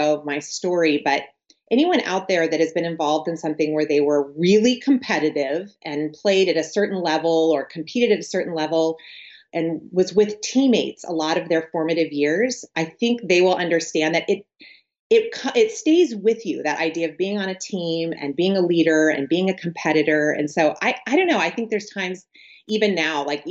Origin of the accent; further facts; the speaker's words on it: San Diego, California, United States; moved away as an adult; now in Central Virginia, United States; I'm originally from San Diego, California, and I was born and raised in Southern California, which I now live in Central Virginia.